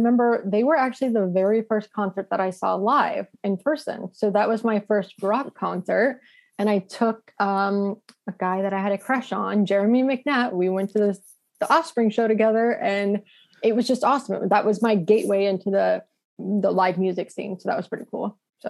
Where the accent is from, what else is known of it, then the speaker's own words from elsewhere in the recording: Orange County, California, United States; growing up in Orange County